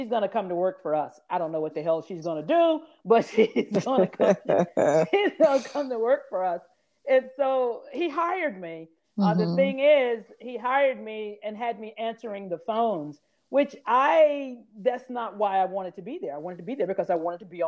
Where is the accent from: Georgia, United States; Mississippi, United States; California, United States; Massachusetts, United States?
Mississippi, United States; Grenada; I'm from Grenada, Mississippi, small town about the size of my kitchen here.